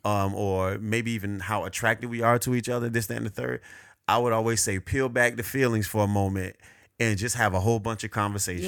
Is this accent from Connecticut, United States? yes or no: no; Hollywood, Florida, United States; born and raised in Hollywood, Florida. More exact, Cava Ranches, Florida.